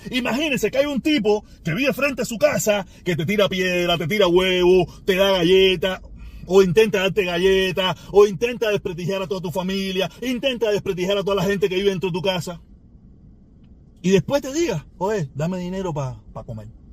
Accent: Cuba; now in United States; yo soy negro, inmigrante, cubano, con limitaciones en el inglés o muchísimas limitaciones en el inglés y yo vivo en este país

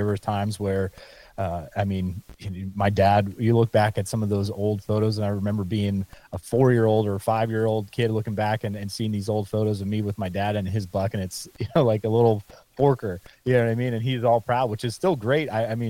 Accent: Pennsylvania, United States; I know we're talking about my home state here in PA, and you were talking about Iowa.

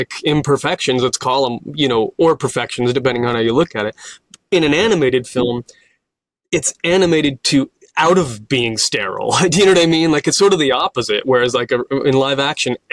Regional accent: Orange County, California, United States; also born or lived in Berkeley, California; I grew up in Orange County

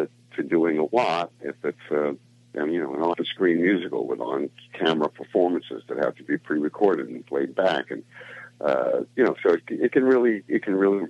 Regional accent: New York City, New York, United States; I grew up in Brooklyn, New York

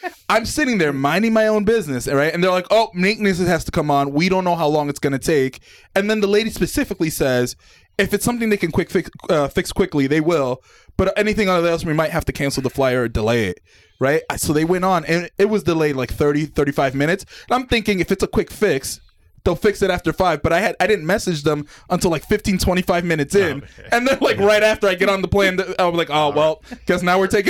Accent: New York City, New York, United States; And I'm saying that in air quotes, everyone, even though it's my hometown, but you get what I'm saying?

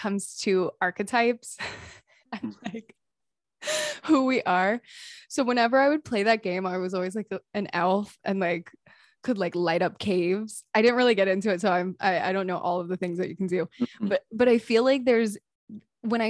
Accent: East Coast, United States; now in California, United States; I'm originally from the East Coast

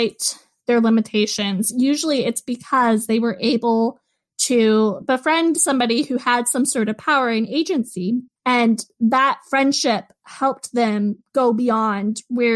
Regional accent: United States; as an American

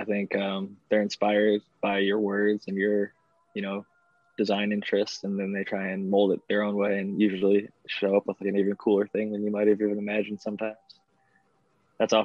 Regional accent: Northeast Ohio, United States; now in California, United States; I grew up in Northeast Ohio

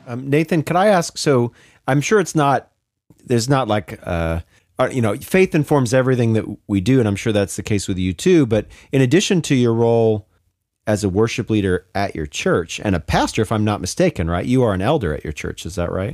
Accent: Pacific Northwest, United States; I'm from the Pacific Northwest originally as well.

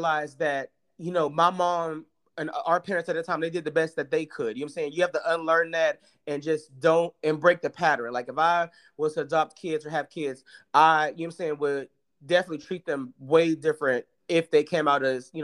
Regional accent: Atlanta, Georgia, United States; moved away as an adult; We are from Atlanta

